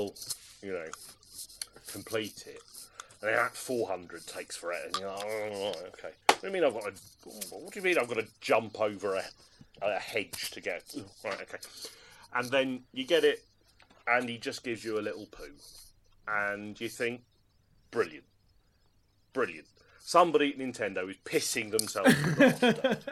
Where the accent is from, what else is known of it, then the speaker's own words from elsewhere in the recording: Norwich, East of England, United Kingdom; I didn't have much access to an arcade when I was growing up in Norwich in the 80s and early 90s.